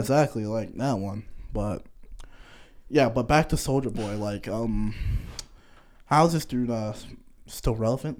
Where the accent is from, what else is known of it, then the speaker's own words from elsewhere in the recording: Connecticut, United States; moved away as an adult; now in Kentucky, United States; I'm from Connecticut.